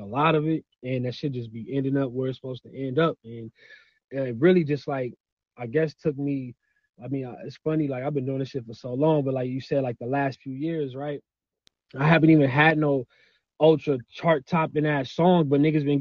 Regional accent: Pasadena, California, United States; also born or lived in Inland Empire, California; I'm from Cali, yeah, Pasadena, in between the IE. So I grew up I spent half of my life in Pasadena. It's like an hour east of LA, not even an hour. And then I moved to the IE when I turned like 13

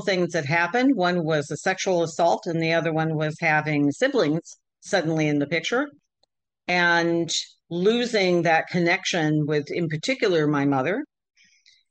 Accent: Michigan, United States; I grew up in Michigan in the Midwest

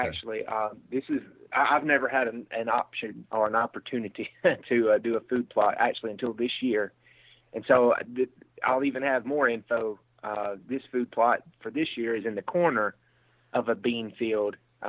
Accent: Mississippi, United States; now in Iowa, United States; Now, I'm from Mississippi, and I've lived in Iowa now 4 or 5 years.

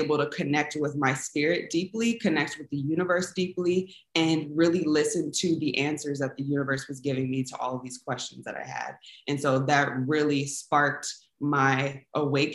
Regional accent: Inglewood, California, United States; also born or lived in San Francisco Bay Area, California; So I am from Los Angeles, California, specifically Inglewood, California. That is where I went to high school.

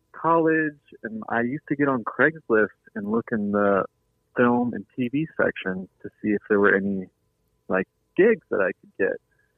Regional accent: Oklahoma, United States; I'd be proud to say I'm from the Joe Exotic Oklahoma.

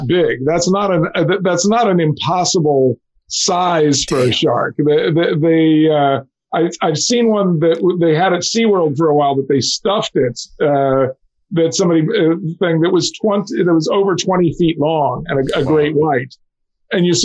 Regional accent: Mobile, Alabama, United States; I grew up in Mobile, Alabama

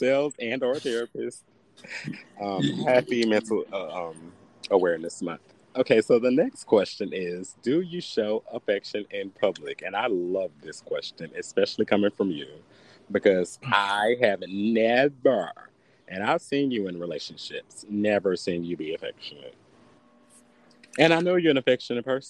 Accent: the South, United States; growing up in the South

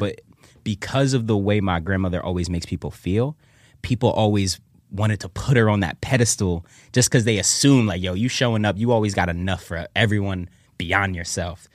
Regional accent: Philadelphia, Pennsylvania, United States; I grew up in the Germantown section of ci-, of, of the city

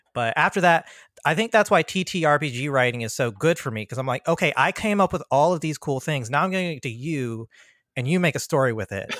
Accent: PG County, Maryland, United States; born or raised there; also born or lived in Virginia

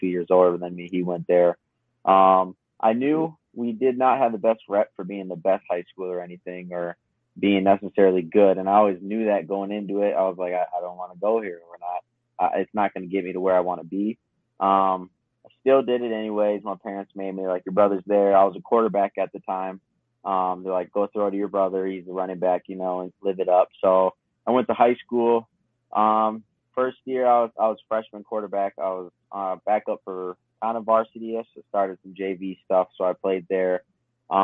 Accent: St. Paul, Minnesota, United States; Born and raised St. Paul, Minnesota.

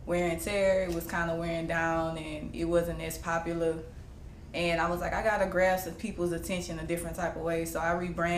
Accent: Baton Rouge, Louisiana, United States; I'm from Baton Rouge, Louisiana

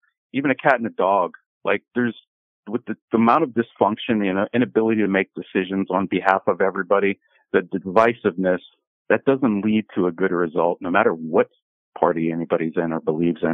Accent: Pittsburgh, Pennsylvania, United States; moved away; I'm from PA. So, you know, I'm from Pittsburgh.

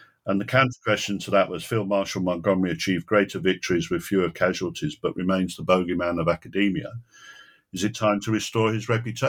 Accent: Manchester, North West England, United Kingdom; When I was growing up in Manchester on our black and white television, we used to see Basil Little Heart quite often.

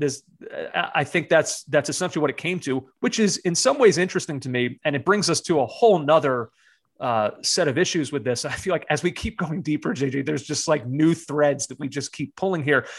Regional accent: United States; as an American growing up in a time when there was not a domestic league

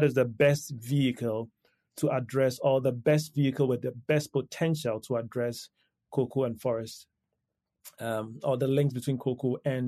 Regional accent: Ghana; I come from Ghana

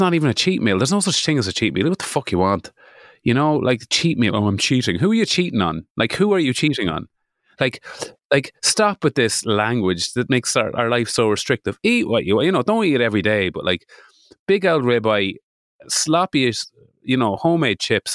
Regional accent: Midlands, United Kingdom; I am from the Midlands

